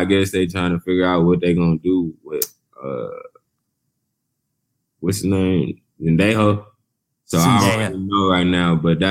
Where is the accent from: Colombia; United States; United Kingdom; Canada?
United States; Youngstown, Ohio; I'm relatable coming from Youngstown.